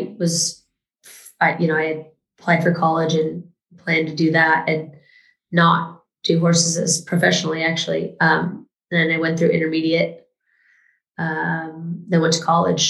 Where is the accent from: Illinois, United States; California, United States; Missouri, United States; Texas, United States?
California, United States; moved away; I'm from California originally